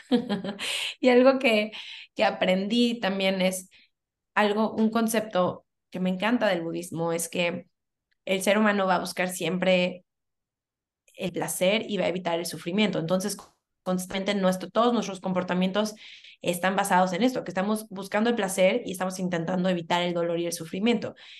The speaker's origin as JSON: {"language": "Spanish", "town": "Cancún", "region": "Quintana Roo", "country": "Mexico", "tie": "born or raised there", "also_born_or_lived": "Mexico City", "said": "Yo soy de la Ciudad de México, desde muy, muy chiquita me vine a vivir a Cancún"}